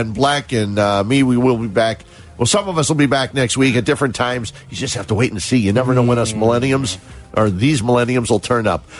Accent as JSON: {"language": "English", "town": "Cicero", "region": "Illinois", "country": "United States", "tie": "born or raised there", "said": "I grew up in the Cicero area, uh, actually in Cicero"}